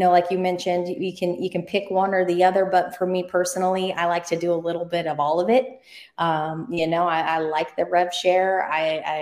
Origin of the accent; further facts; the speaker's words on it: Oregon, United States; I grew up in Oregon